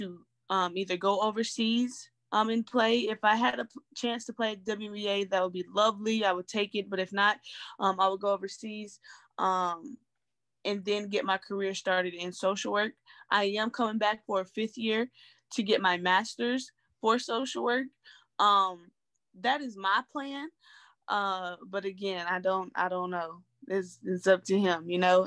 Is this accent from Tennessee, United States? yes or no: yes; Knoxville, Tennessee, United States; moved away as an adult; now in Lexington, United States; I'm from Knoxville, Tennessee, born and raised